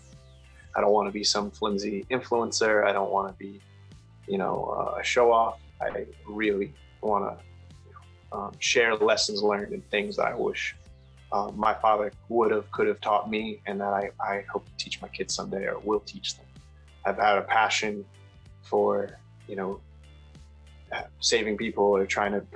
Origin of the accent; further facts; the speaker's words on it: Rhode Island, United States; moved away as an adult; now in Massachusetts, United States; I'm from Rhode Island and moved to Mass just a few years ago